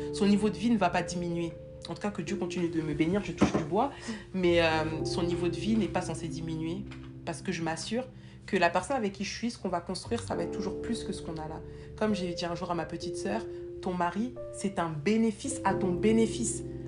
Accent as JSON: {"language": "French", "country": "France", "moved": "as an adult", "lives_now": "Canada", "said": "on a quitté la France"}